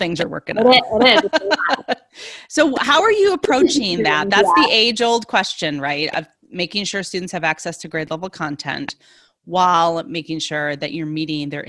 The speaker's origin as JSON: {"language": "English", "town": "Oswego", "region": "New York", "country": "United States", "tie": "born or raised there", "moved": "yes", "lives_now": "Florida, United States", "said": "I grew up in Oswego, New York"}